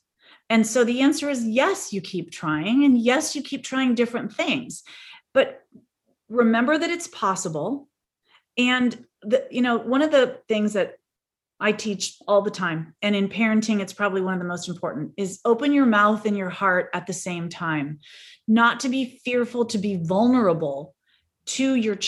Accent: San Diego, California, United States; She was in North Carolina, and we're from San Diego in California.

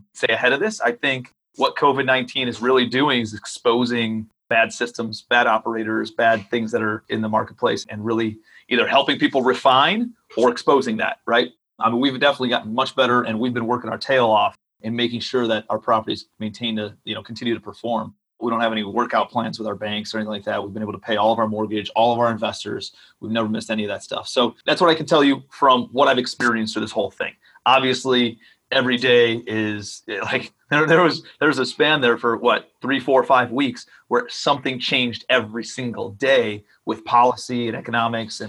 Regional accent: Cleveland, Ohio, United States; moved away as an adult; also born or lived in New York City / Charleston, South Carolina; I'm from Cleveland, Ohio

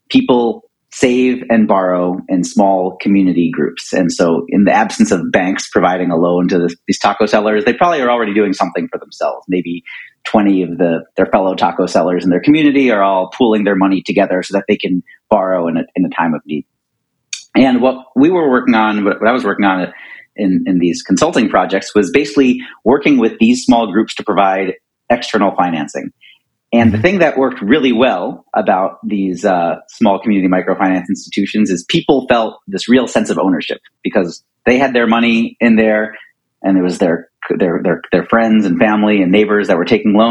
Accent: Philadelphia, Pennsylvania, United States; moved away as an adult; I grew up in Philadelphia

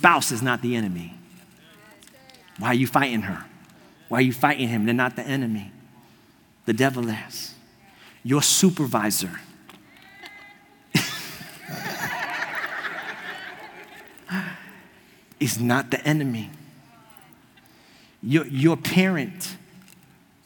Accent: New York, United States; accent: New York; moved away as an adult; now in Florida, United States; I grew up in New York my whole life

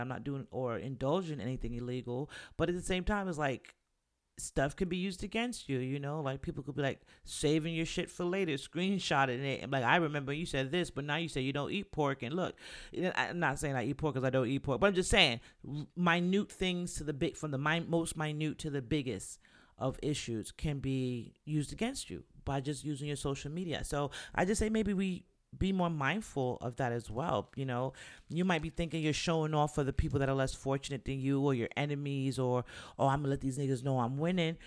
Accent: New York, United States; me growing up in New York

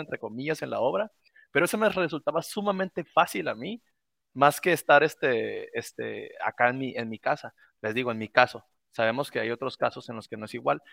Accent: Mexico; aquí en mi país

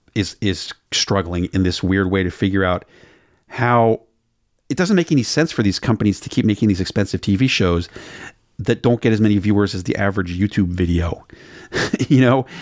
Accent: Maryland, United States; now in Portland, Oregon, United States; I'm from Maryland.

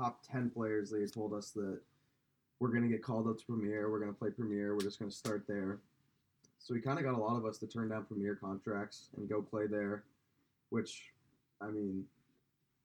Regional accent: Kansas City, United States; I grew up playing hockey in Kansas City

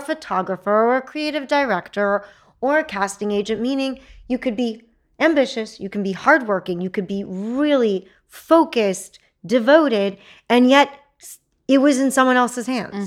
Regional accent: Texas, United States; I'm a Texan.

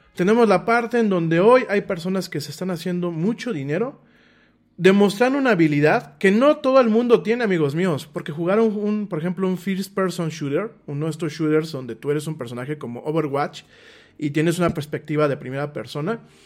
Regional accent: Mexico; para los que somos mexicanos

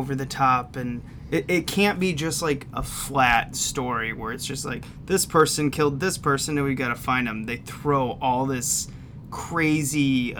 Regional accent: Midwest, United States; We're from the Midwest.

